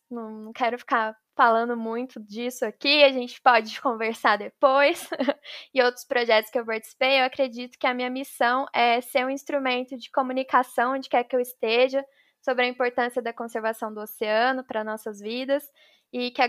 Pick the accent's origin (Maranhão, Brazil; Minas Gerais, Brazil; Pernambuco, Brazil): Minas Gerais, Brazil; Eu sou mineira, me formei em oceanografia pela USP em 2020